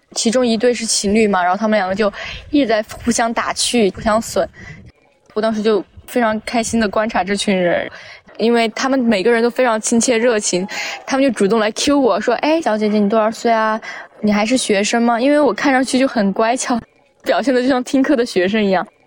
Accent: Chongqing, China; now in Beijing, China; 我不是北京的，我是重庆的

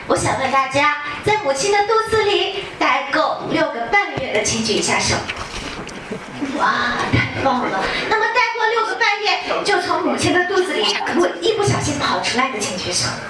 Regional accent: Xinjiang, China; 我来自遥远而美丽的新疆，

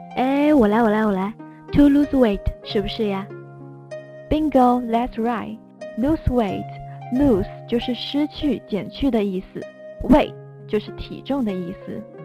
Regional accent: Jiangsu, China; 我来自江苏，一个人杰地灵的好地方

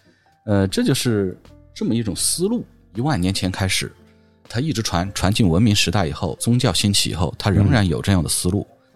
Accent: Hunan, China; 我们湖南人

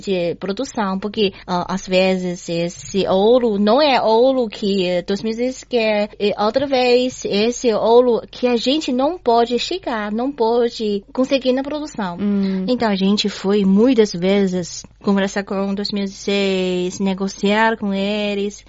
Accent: Beijing, China; Portuguese is a second language; moved away as an adult; also born or lived in Rio de Janeiro, Brazil; Sou de Beijing

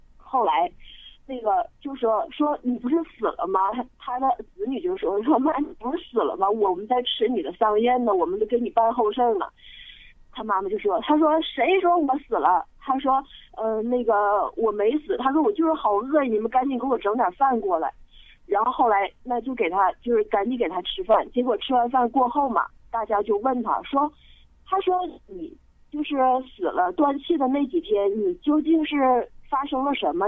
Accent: Sichuan, China; 我是四川的，但是我老公他是，就是北方的，就是东北的

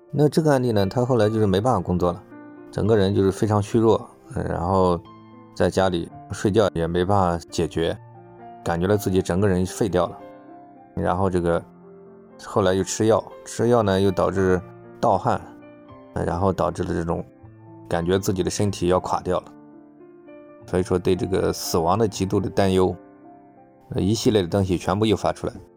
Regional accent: China; 按照我们中国人的说法来讲

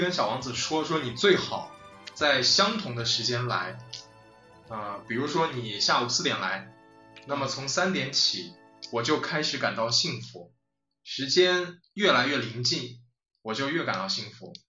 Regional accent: China; 而是他说听到我是中国人，no no no no no no，no，就直接这这种反应让我就是当时觉得很很愤怒

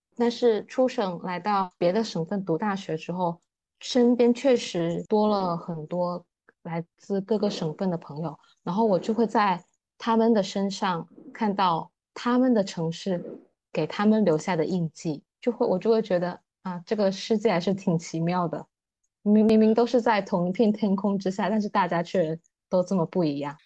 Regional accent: Fujian, China; moved away as an adult; also born or lived in Nanchang; 福建、闽南这个地方对我来说的意义是真的跟别人很不一样

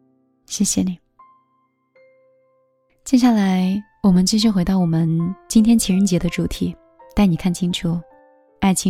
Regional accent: Hangzhou, Zhejiang, China; 嗯，就是杭州的。

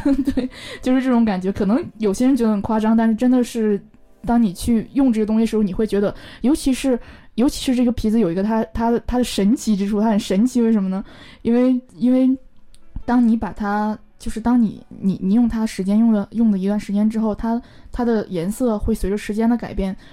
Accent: Northeast China, China; moved away; also born or lived in Beijing; 我是北方人，我是地道的东北人

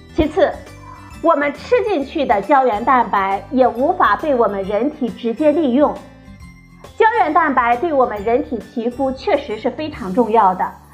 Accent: China; 我们中国人

